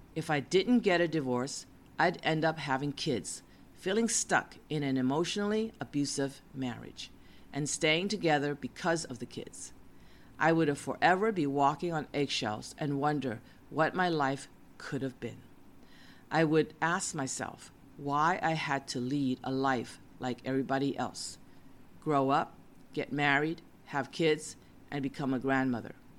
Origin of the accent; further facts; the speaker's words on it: United States; moved away; also born or lived in West Coast; I was an American since I was born in the USA.